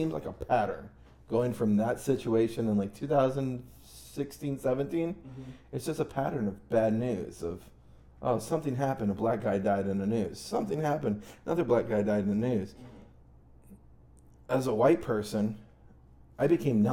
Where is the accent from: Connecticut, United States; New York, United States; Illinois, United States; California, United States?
New York, United States; I was raised in New York